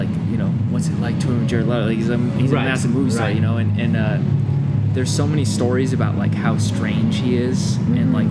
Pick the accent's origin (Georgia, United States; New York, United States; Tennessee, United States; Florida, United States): New York, United States; Rochester; we're all from Rochester and that's the headquarters of Kodak